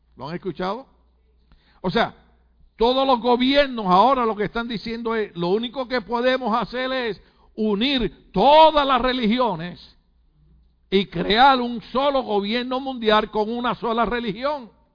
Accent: Puerto Rico; now in United States; soy puertorriqueño

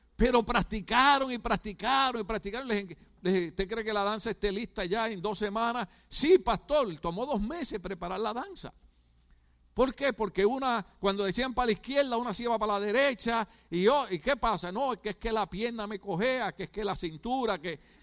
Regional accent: Puerto Rico; moved away; como yo soy puertorriqueño

